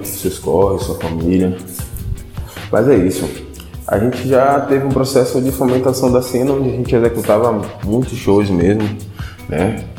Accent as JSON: {"language": "Portuguese", "town": "Salvador", "region": "Bahia", "country": "Brazil", "tie": "born or raised there", "said": "eu sou cria da, da Cidade Baixa, né? Cresci"}